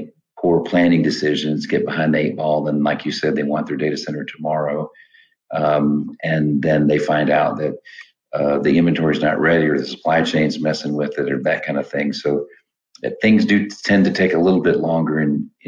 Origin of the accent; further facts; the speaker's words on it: Midwest, United States; now in Atlanta, United States; I grew up in the Midwest with corn and soybeans and hogs and cows